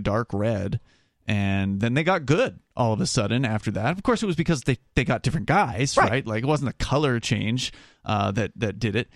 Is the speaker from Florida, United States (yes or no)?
yes; Florida, United States; when I was growing up in Florida, the team there is the Buccaneers